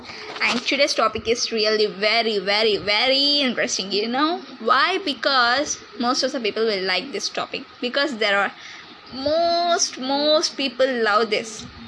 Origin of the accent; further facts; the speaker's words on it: Chennai, Tamil Nadu, India; from Chennai, which is one of the largest city in India, and I'm from south side, that is nothing but south part of India.